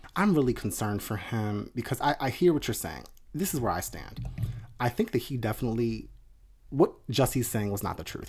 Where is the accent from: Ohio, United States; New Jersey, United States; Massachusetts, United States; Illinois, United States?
New Jersey, United States; outside of Atlantic City; I grew up outside of Atlantic City